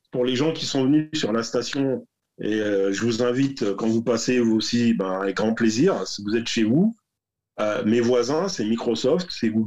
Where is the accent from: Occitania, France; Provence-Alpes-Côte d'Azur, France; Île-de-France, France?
Île-de-France, France; Paris; on est français et parisien. Alors, il n'y a rien de pire que les parisiens.